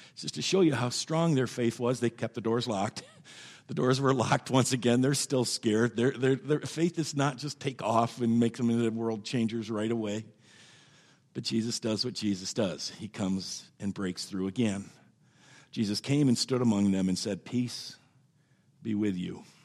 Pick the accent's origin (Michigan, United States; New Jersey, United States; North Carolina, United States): Michigan, United States; Byron Center; I grew up out in Byron Center